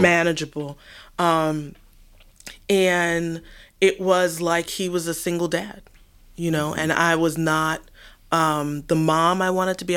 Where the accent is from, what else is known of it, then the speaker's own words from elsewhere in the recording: New York, United States; now in Washington, D.C., United States; growing up in New York